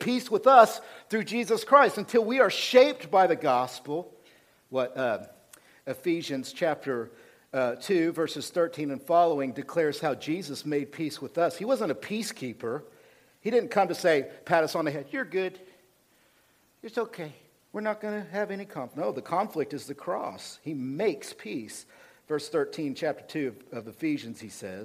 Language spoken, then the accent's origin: English; United States; because we're American, this is the way I think.